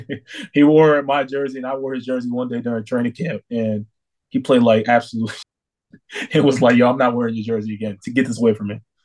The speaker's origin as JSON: {"language": "English", "region": "New York", "country": "United States", "moved": "as an adult", "lives_now": "Orlando, United States", "said": "I'm from New York"}